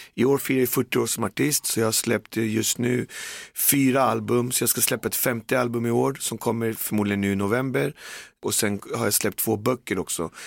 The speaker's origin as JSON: {"language": "Swedish", "country": "Sweden", "tie": "born or raised there", "said": "Jag har bott i förorten snart till 50 år och jag bor där jag växte upp, där jag kommer ifrån"}